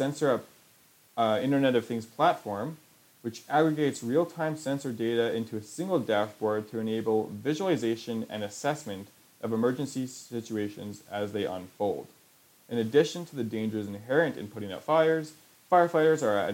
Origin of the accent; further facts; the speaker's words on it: Canada; I'm Canadian.